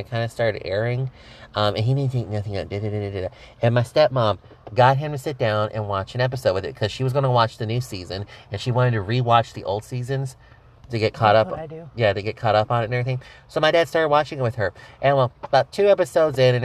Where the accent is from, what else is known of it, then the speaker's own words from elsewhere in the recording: Texas, United States; we're from Texas